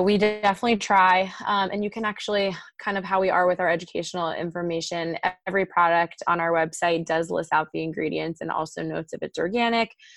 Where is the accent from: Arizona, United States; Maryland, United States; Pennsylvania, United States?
Maryland, United States; moved away as an adult; now in Southern California, United States; I'm actually from Maryland originally on the East Coast